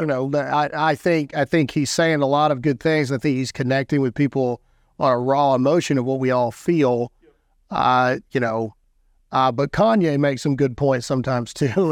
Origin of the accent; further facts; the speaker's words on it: Caledonia, Mississippi, United States; moved away as an adult; now in South Carolina, United States; I'm from nowhere, Mississippi, born and raised